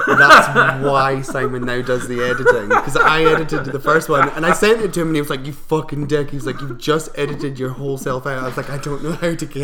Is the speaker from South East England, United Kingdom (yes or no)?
no; Scotland, United Kingdom; I'm from up north, where we had to, like, carve turnips.